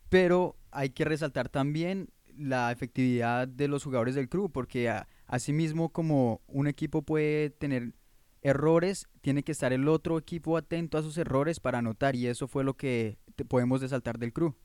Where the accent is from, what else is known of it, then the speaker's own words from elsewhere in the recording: Bogotá, Colombia; moved away as an adult; now in Columbus, United States; yo soy colombiano, de origen colombiano, de la ciudad de Bogotá, de la capital